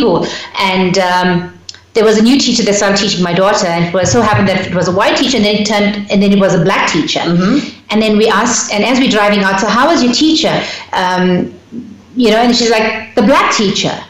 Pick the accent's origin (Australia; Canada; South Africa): South Africa; born or raised there